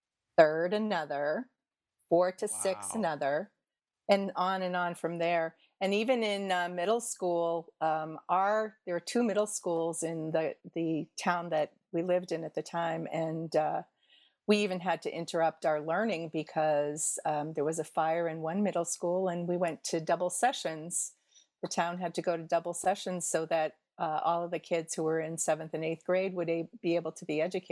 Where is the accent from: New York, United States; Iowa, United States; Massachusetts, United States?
Massachusetts, United States; Boston; born there; also born or lived in Indiana; I grew up in several different parts of the country. I was born in Boston, Massachusetts, here in the United States. But when I was a baby, my family moved to Indiana and spent a few years there.